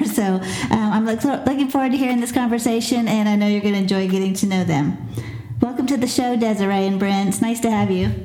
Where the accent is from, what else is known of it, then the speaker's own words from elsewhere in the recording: Pensacola, Florida, United States; Pensacola is my hometown